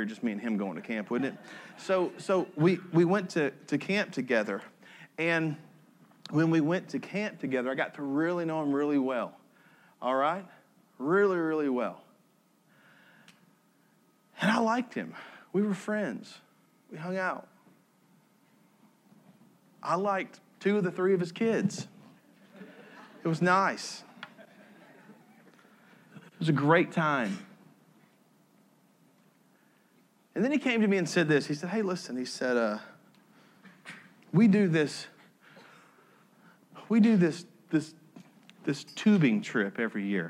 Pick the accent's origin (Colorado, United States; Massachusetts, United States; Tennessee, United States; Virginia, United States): Tennessee, United States; I'm from Tennessee